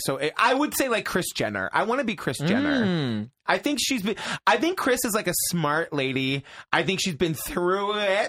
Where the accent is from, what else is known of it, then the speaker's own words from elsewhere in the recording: South Yarmouth, Massachusetts, United States; moved away as an adult; now in New York City, United States; So I grew up on Cape Cod, Massachusetts. A little town called South Yarmouth.